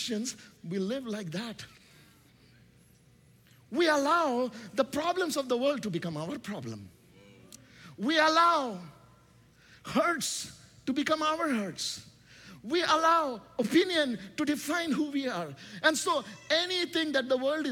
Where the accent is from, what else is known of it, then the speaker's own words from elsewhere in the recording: India; English is a second language; English is not my first language. Do you know, I come from a nation called India